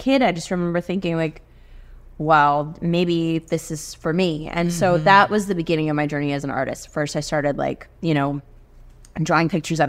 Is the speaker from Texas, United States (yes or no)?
yes; Houston, Texas, United States; first language Spanish; English is a second language; also born or lived in Colombia / South America / Los Angeles; mom's Bolivian. They moved all around South America when I was a kid, but then they landed in Texas. And I think growing up in Texas was really interesting for me because, yes, I was Latina. I am Latina.